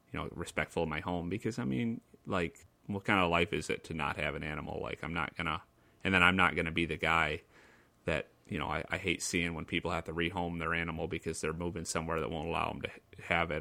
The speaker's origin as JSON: {"language": "English", "town": "Lansing", "region": "Michigan", "country": "United States", "tie": "born or raised there", "said": "my hometown"}